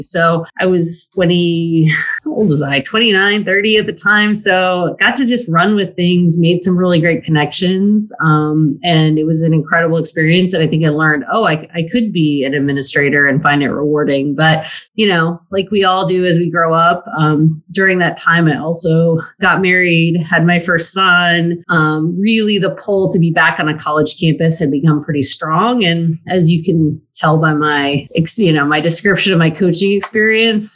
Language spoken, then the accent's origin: English; West Coast, United States; moved away; I'm originally from the West Coast.